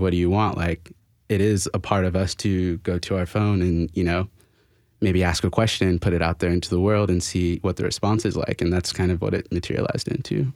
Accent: Florida, United States; also born or lived in China; now in Nashville, United States; I'm from Florida

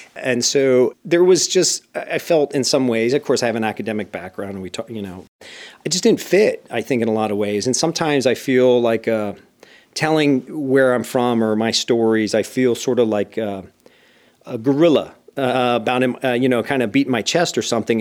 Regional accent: Bethlehem, Pennsylvania, United States; moved away as an adult; also born or lived in Indiana; I grew up in a steel town known as Bethlehem

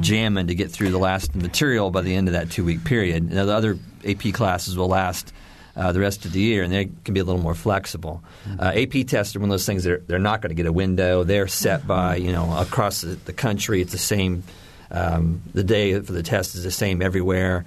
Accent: Indiana, United States; I grew up in Indiana in the 70s

